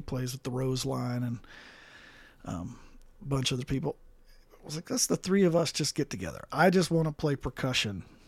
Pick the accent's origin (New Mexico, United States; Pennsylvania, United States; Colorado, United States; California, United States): Colorado, United States; Ouray; also born or lived in Mississippi; right before I turned twelve, my parents moved to Colorado